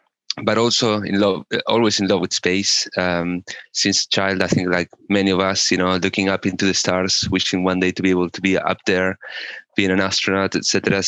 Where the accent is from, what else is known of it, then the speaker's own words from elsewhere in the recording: Argentina; moved away; I'm originally from Argentina